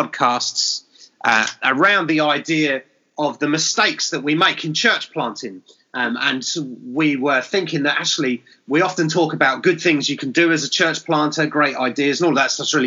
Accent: England, United Kingdom; I'm English

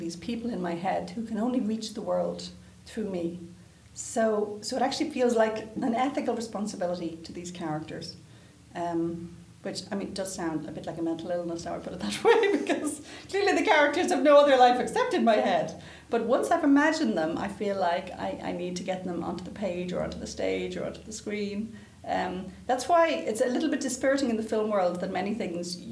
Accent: Ireland; moved away as an adult; also born or lived in England; now in Canada; growing up in Ireland in the 80s, you know, you were hoping to leave.

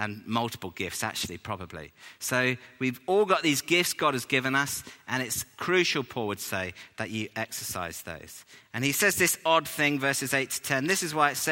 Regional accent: England, United Kingdom; we're English

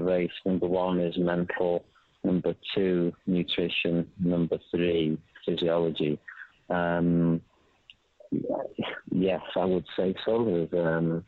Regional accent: Wales, United Kingdom; I'm Welsh

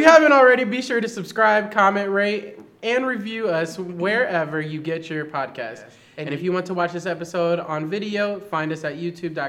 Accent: Kansas City, United States; I'm from Kansas City.

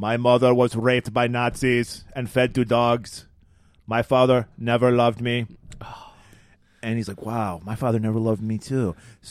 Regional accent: United States

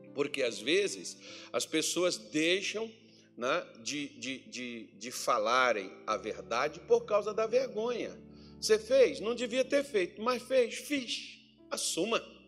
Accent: north of Minas Gerais, Brazil; now in Cuiabá, Brazil; lá na minha cidade onde eu nasci, irmão, lá no, no norte de Minas Gerais.

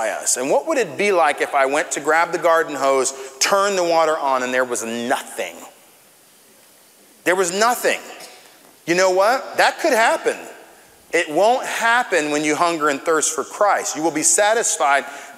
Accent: Tampa, Florida, United States; I grew up here in Florida, in Central Florida, in Tampa

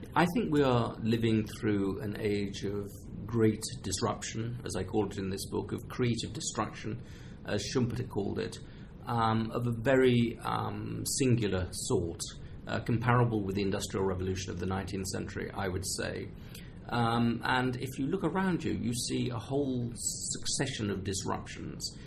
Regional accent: England, United Kingdom; as an English person.

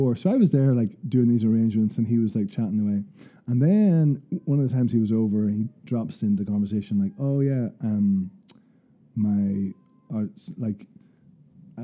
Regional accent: Portadown, Northern Ireland, United Kingdom; from home in Portadown

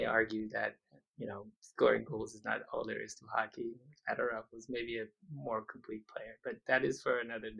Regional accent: Detroit, Michigan, United States; I'm from Detroit.

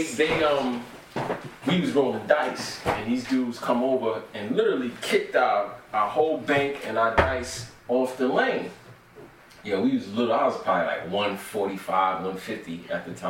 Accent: New York City, New York, United States; I grew up in Brownsville

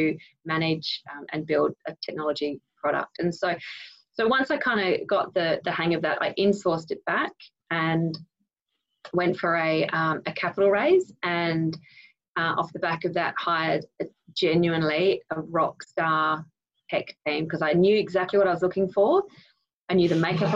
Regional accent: Sydney, New South Wales, Australia; I grew up in the North Shore of Sydney

